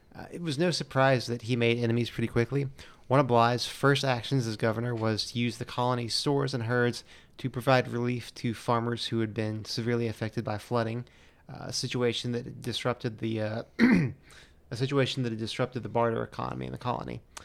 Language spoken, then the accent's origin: English; Florida, United States; moved away; I grew up down in Florida